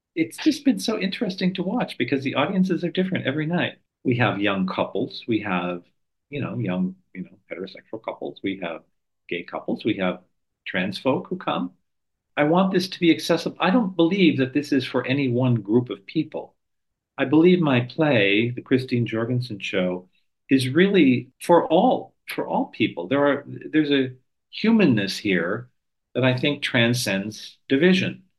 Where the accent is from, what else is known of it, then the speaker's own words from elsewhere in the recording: New York, United States; moved away; been wonderful to be back in New York. I am a New Yorker